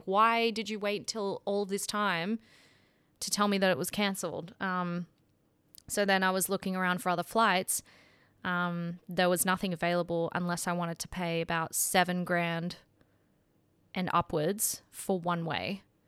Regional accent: Sydney, New South Wales, Australia; moved away as an adult; I'm from Sydney. That's where my friends and family are.

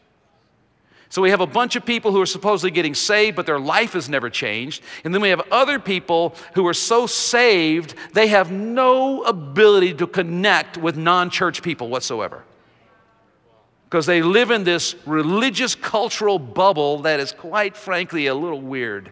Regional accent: Jackson, Mississippi, United States; moved away as an adult; also born or lived in Philippines; now in Nashville, United States; my hometown of Jackson, Mississippi

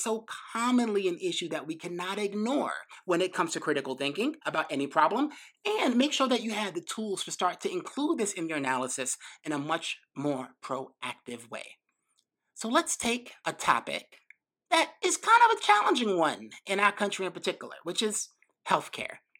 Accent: New York City, New York, United States; I grew up in New York City, right? Grew up in Brooklyn, went to high school in the Bronx

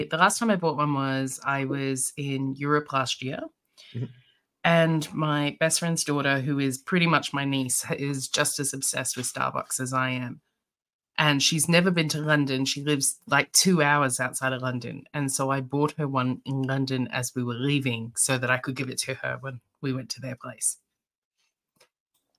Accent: Sydney, New South Wales, Australia; also born or lived in Melbourne

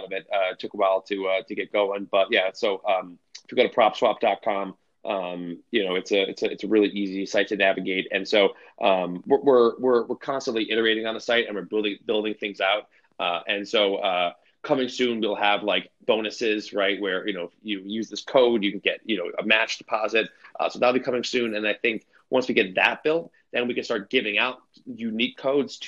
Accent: Chicago, Illinois, United States; I'm from Chicago.

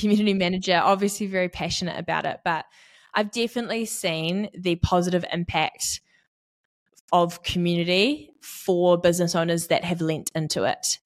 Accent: Auckland, New Zealand; now in Tauranga, New Zealand; I grew up in East Auckland and I am now based in Tauranga

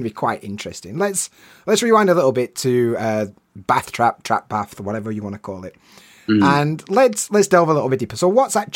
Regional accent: Yorkshire and the Humber, United Kingdom; I grew up in Yorkshire. I'm from the north of England.

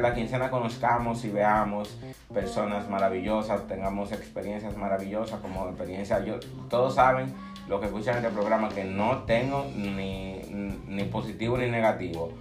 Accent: Dominican Republic; soy dominicano

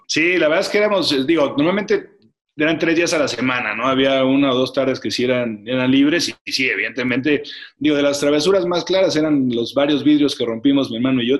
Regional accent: Mexico City, Mexico; al Parque del Seguro Social. Como te decía, nos quedaba muy cerca

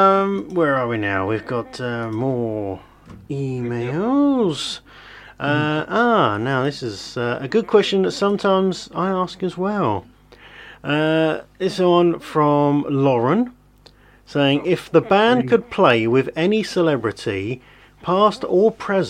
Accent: United Kingdom; we're British

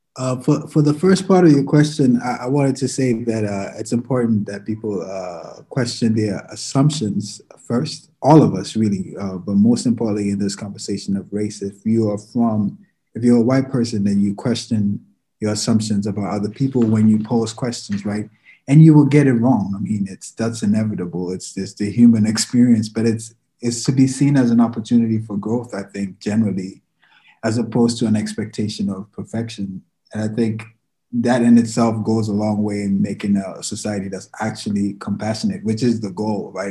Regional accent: Ghana; moved away; I'm from Ghana, I'm an immigrant.

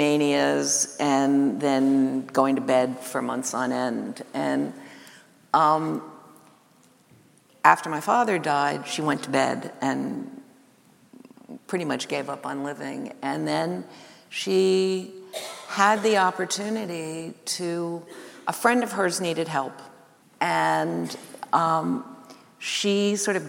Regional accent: New York City, New York, United States; I grew up in Greenwich Village

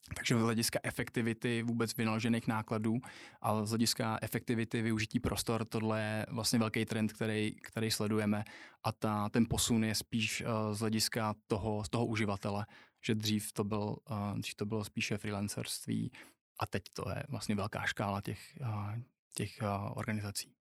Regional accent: Třinec, Moravian-Silesian Region, Czechia; now in Prague, Czech Republic; když jsem se narodil v Třinci v hokejovém městě

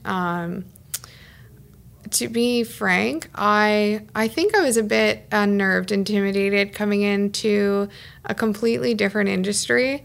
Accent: Ottawa, Ontario, Canada; also born or lived in Toronto; I'm from Kanata

